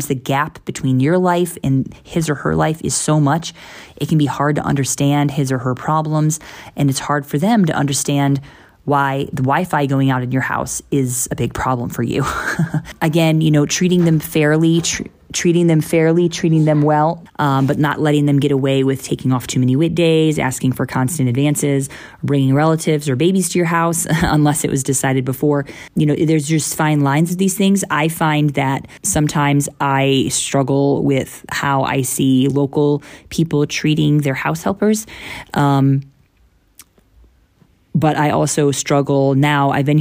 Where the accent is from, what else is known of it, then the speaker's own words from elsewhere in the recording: United States; now in India; as an American